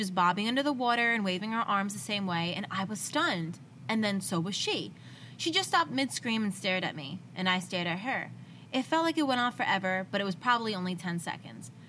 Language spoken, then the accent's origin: English; United States; I grew up on Lake Michigan, and back when I was in school, we'd spend pretty much every night out on the beach or in the dunes.